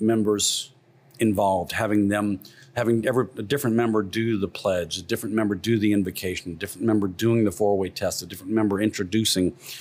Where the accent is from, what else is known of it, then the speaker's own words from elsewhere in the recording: Morgan City, Louisiana, United States; now in Baton Rouge, United States; I grew up down in Morgan City